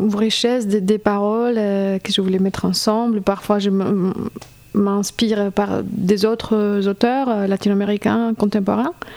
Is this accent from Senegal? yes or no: no; Colombia; French is a second language; moved away as an adult; now in Strasbourg, France; je viens de Colombie, je fais mes études à Strasbourg